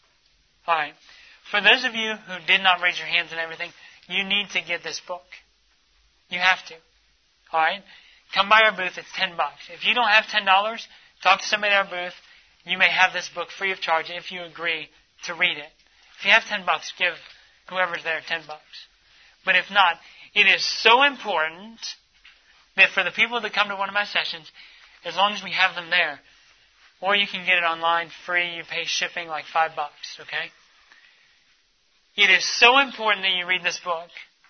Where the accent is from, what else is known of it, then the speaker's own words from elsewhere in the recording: United States; we're from the United States